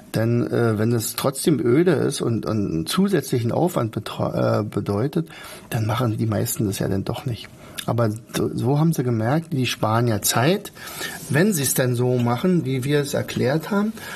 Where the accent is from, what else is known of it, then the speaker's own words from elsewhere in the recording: Brandenburg, Germany; bei uns in Brandenburg